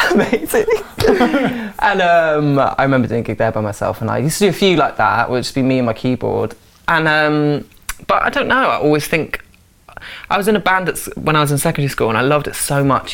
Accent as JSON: {"language": "English", "area": "Forest of Dean", "region": "South West England", "country": "United Kingdom", "tie": "born or raised there", "moved": "as an adult", "lives_now": "London, United Kingdom", "said": "I moved when I was 18 from the Forest of Dean. I was living at my mum's house with her and my brother"}